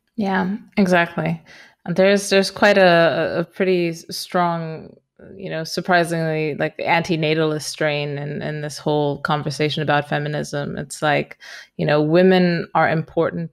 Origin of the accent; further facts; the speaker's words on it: Romania; moved away as an adult; also born or lived in Austria / Barcelona, Spain / United Kingdom; I'm originally from Romania. I am now in Romania.